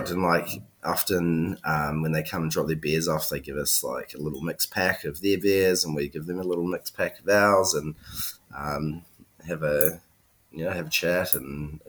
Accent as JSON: {"language": "English", "country": "New Zealand", "moved": "yes", "lives_now": "Melbourne, Australia", "said": "I'm from New Zealand."}